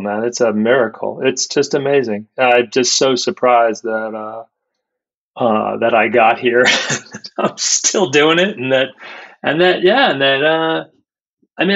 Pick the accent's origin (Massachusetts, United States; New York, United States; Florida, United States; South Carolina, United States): New York, United States; Washingtonville; I grew up in Washingtonville